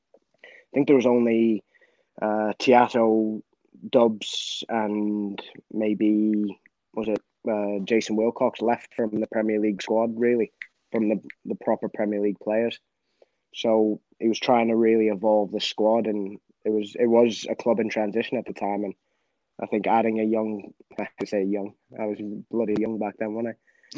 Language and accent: English; Edinburgh, Scotland, United Kingdom; born there; And I was born in Edinburgh, obviously.